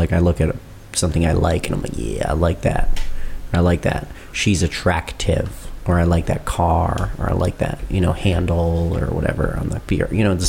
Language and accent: English; United States; I'm all American